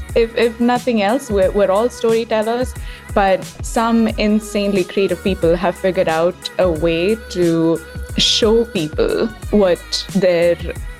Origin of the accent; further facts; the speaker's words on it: South India, India; moved away as an adult; now in United States; I was born in India, the south of India, and grew up there. I immigrated to the United States almost a decade ago now to pursue a degree in film and television producing, and have been here ever since.